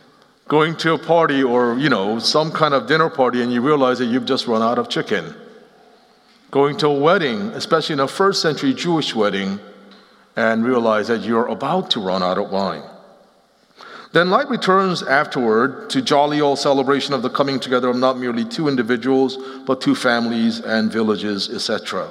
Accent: Seoul, South Korea; also born or lived in Philadelphia, United States; So I grew up both in Seoul, Korea, as well as outside of Philadelphia, and lived in the East Coast until about 13 years ago in 2006.

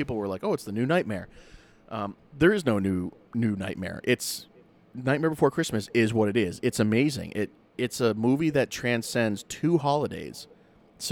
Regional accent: New Hampshire, United States; Growing up in New Hampshire

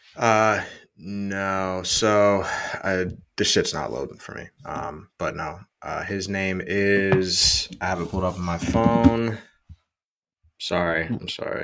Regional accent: United States; I'm from the USA.

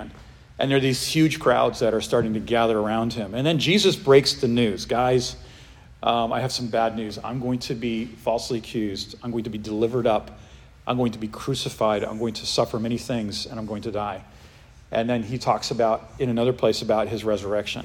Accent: New England, United States; I grew up in New England

